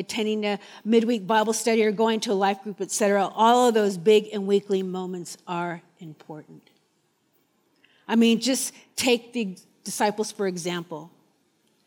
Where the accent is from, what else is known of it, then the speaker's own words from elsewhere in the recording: Orange County, California, United States; now in New Zealand; I'm from Orange County, California.